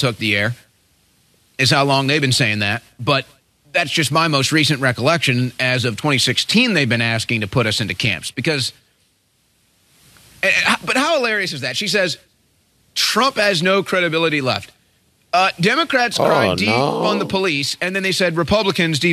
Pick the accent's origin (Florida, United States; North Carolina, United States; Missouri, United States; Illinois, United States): Missouri, United States; St. Louis; moved away; my hometown of St. Louis